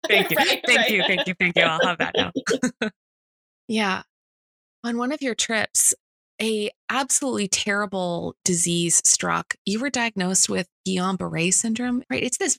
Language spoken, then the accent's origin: English; French part of Canada, Quebec, Canada; Right, I grew up in French part of Canada